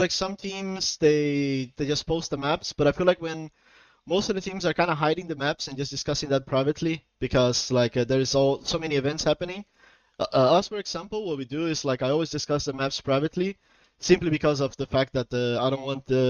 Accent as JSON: {"language": "English", "country": "Portugal", "also_born_or_lived": "Brazil", "said": "I'm from Portugal and Brazil, but I'm currently living in Portugal"}